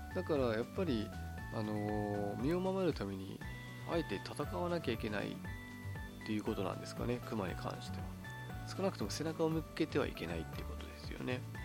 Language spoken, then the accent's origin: Japanese; Kitami, Hokkaido, Japan; moved away as an adult; 私北海道の出身北海道の北見市という道東の方ですね出身